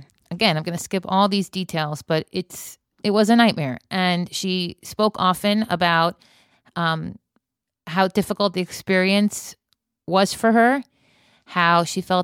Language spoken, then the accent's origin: English; United States; moved away; I am still an American